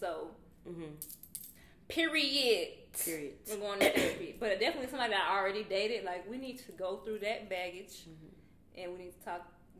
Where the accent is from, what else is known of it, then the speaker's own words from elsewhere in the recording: Atlanta, Georgia, United States; nah, I'm from Atlanta.